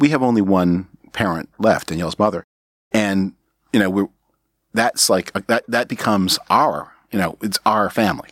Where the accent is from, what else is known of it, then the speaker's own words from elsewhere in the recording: Canada; now in United States; I was born on Canadian territory